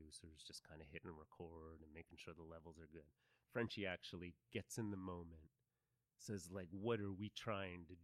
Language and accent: English; Philadelphia, Pennsylvania, United States; also born or lived in Los Angeles, United States; now in Austin, United States; I grew up on the East Coast in Philly, too